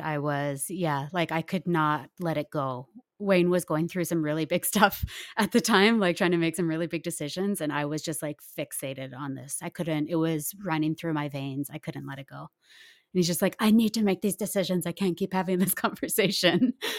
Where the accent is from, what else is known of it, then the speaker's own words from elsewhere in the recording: Nelson, British Columbia, Canada; I grew up in Nelson, B C, where things are pretty laid back